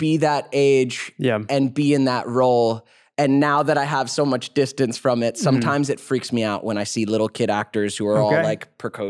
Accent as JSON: {"language": "English", "region": "Georgia", "country": "United States", "tie": "born or raised there", "moved": "yes", "said": "I grew up in Georgia, man, before coming out here."}